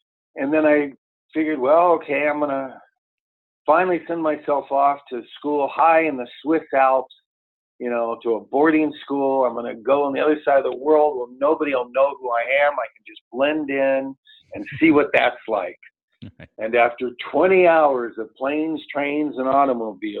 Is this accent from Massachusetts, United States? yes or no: no; Los Angeles, California, United States; also born or lived in Santa Monica; I grew up on top of Bel Air Road. I was born in Santa Monica and, Bel Air's in West Los Angeles